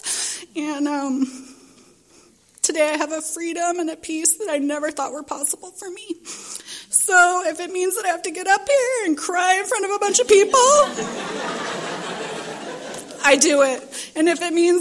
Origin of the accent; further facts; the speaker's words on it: Little Rock, Arkansas, United States; now in San Diego, United States; I was born in Little Rock, Arkansas, and to two parents